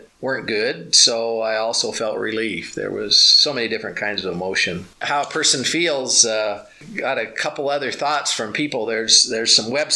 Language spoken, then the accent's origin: English; Richland, Washington, United States; also born or lived in Libertyville, Illinois; I was born in Libertyville, Illinois, some 40 plus almost 30 years ago. I was raised in Richland, Washington